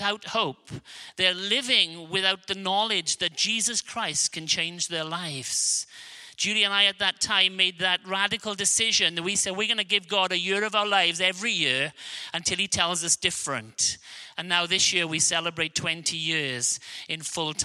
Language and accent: English; Wales, United Kingdom; accent: Welsh; I have a Welsh accent, because I'm from a small country of Wales